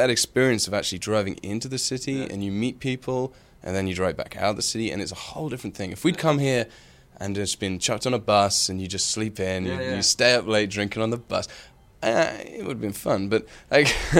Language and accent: English; United Kingdom; a super British, like we're very British